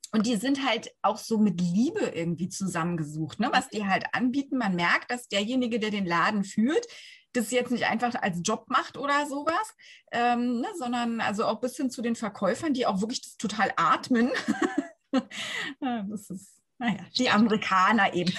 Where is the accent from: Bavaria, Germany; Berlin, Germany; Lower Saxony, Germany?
Berlin, Germany; da sind wir Berliner